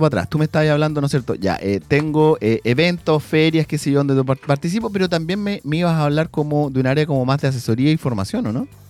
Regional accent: San Pedro de la Paz, Biobío, Chile; toda la vida, nacido y criado, San Pedro de la Paz

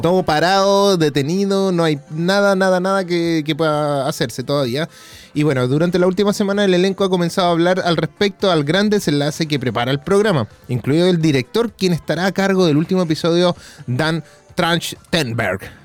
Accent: Quilpué, Valparaíso, Chile; moved away; yo salí de Quilpue

